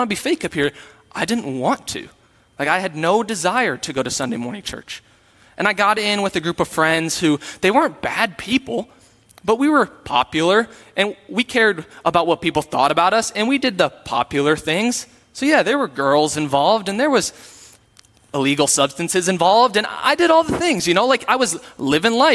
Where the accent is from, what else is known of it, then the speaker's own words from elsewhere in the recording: Sioux Falls, South Dakota, United States; I am from Sioux Falls, and when I was from Sioux Falls, I went to a Lutheran church